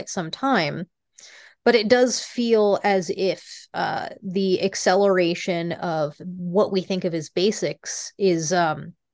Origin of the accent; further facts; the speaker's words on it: Fremont, California, United States; born there; also born or lived in Rocky Mountains; very much realized that the future was coming, picked us up, moved us from the West to Silicon Valley. Uh, I was born in Fremont. Uh, decided maybe that wasn't for them and you know we we picked up and went back to the rockies